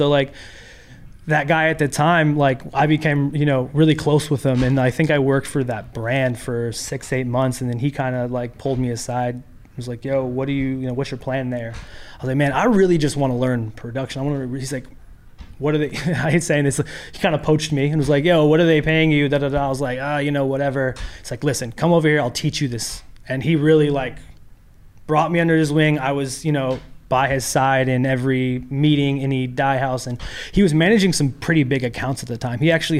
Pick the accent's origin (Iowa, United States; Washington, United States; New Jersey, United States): Washington, United States; Renton; moved away as an adult; now in Los Angeles, United States; I'm originally from Seattle.